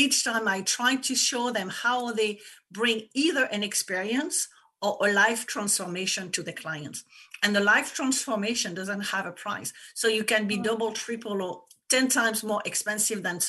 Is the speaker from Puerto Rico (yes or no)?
no; France; English is a second language; moved away as an adult; now in United States; people probably noticed that I have an accent. I come from France, but I live in the US for 20 years.